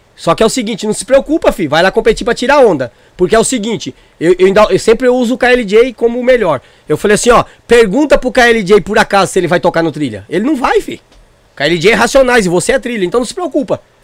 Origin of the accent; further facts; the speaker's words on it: Northeast Region, Brazil; Eu sou jegue de vila, eu sou nordestino